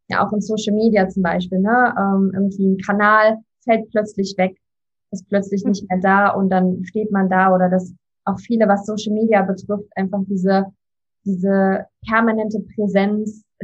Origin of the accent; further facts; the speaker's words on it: Leipzig, Saxony, Germany; Ich bin zwar nicht geboren in Leipzig, aber aufgewachsen.